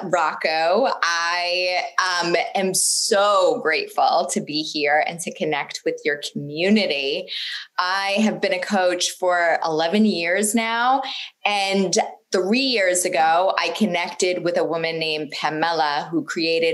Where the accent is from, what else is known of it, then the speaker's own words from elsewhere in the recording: Boston, Massachusetts, United States; I was born in Boston the only really noticeable thing about my childhood is that I was raised in a funeral home.